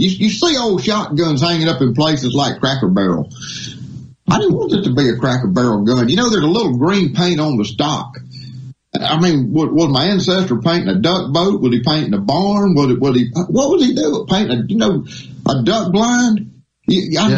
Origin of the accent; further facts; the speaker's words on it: Mississippi Delta, United States; moved away; Grew up hunting in Mississippi. I'm from the Delta originally.